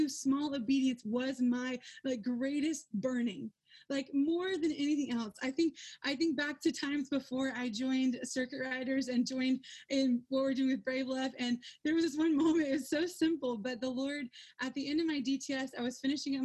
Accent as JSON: {"language": "English", "region": "Georgia", "country": "United States", "moved": "as an adult", "said": "I'm from Georgia"}